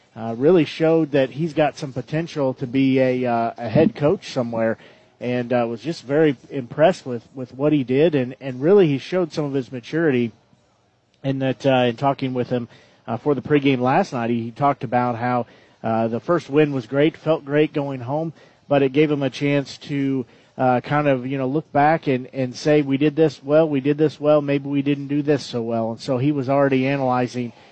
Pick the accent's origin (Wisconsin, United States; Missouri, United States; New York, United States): Missouri, United States; Nevada; I grew up in Nevada